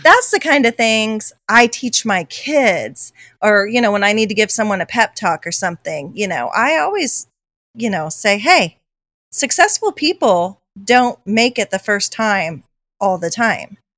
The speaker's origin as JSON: {"language": "English", "country": "United States", "said": "I'm an American"}